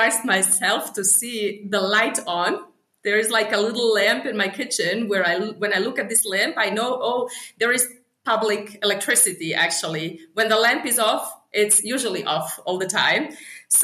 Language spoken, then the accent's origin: English; Kakanj, Federation of Bosnia and Herzegovina, Bosnia & Herzegovina; English is a second language; moved away as an adult; also born or lived in Germany / Sarajevo, Bosnia and Herzegovina; now in Harare, Zimbabwe; I grew up in Kakanj, which is a small town, half an hour from the capital